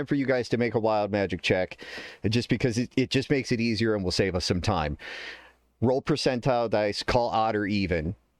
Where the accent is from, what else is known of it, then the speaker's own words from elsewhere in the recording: United States; because I'm American.